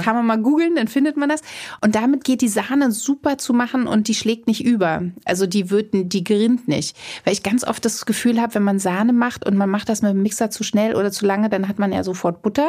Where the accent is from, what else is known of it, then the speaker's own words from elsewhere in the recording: Potsdam, Brandenburg, Germany; mein Kindergarten, muss ich dazu sagen, der war total schön schön am Schloss Charlottenhof in Potsdam. Also mhm. ich bin ein Kind des Parks Sanssouci